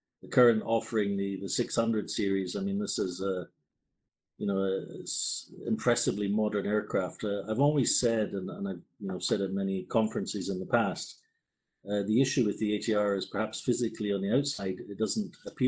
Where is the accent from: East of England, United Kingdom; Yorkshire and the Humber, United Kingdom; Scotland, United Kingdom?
Scotland, United Kingdom; moved away as an adult; also born or lived in Netherlands; now in Toulouse, France; I'm actually Scottish